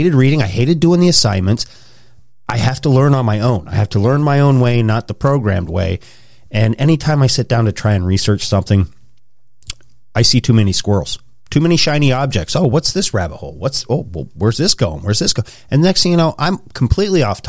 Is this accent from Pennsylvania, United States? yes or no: yes; Pennsylvania, United States; also born or lived in Wyoming / Idaho; I was born in Wyoming, grew up in Idaho till I was 10. Then we moved out here to Pennsylvania